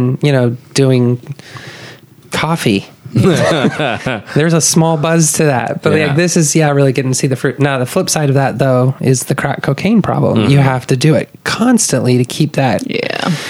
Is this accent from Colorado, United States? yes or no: yes; Denver, Colorado, United States; moved away as an adult; now in Austin, United States; I grew up in Denver